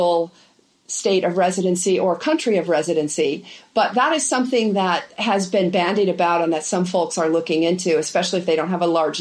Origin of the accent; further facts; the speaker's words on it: Wyoming, United States; moved away; I grew up in Wyoming and have stayed very close, even though I haven't lived there for quite some time